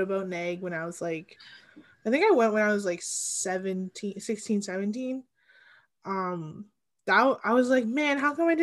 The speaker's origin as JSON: {"language": "English", "town": "Sudbury", "region": "Ontario", "country": "Canada", "tie": "born or raised there", "also_born_or_lived": "Ottawa", "said": "I grew up on my First Nation, Atikamekw Anishinaabeg, which is just outside of Sudbury"}